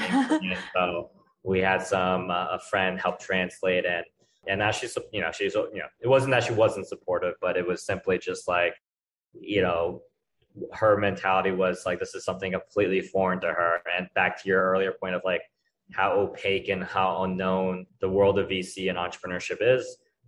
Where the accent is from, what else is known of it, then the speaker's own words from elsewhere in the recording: New Jersey, United States; also born or lived in Maryland; New Jersey and Maryland.